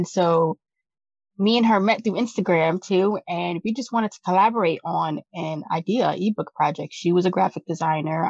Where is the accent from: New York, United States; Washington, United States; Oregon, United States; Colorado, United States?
New York, United States; I come from New York